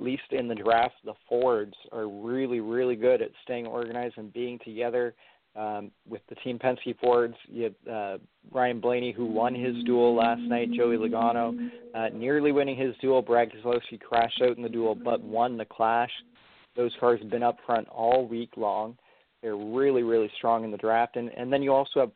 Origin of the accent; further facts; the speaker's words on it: Canada; we're Canadian. Like, as a Canadian